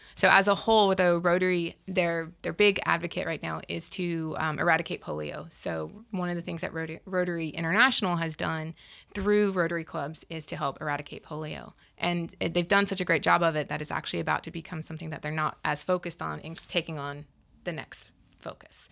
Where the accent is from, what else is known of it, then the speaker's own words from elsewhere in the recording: Panama City, Florida, United States; I grew up in Panama City, and we actually, as, when I was in school, got to design a park